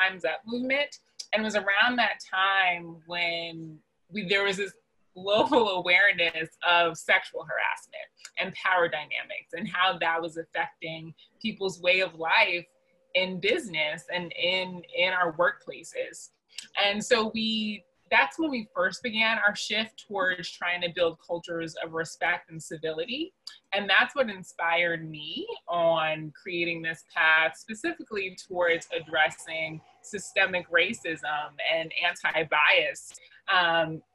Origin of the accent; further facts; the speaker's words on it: New York City, New York, United States; moved away as an adult; now in Atlanta, United States; I am originally from Queens, New York, and have been living in Atlanta for the last 8 years